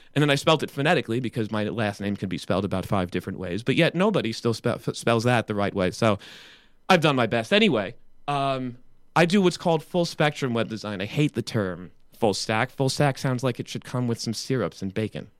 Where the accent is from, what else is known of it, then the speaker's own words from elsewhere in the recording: United States; as an American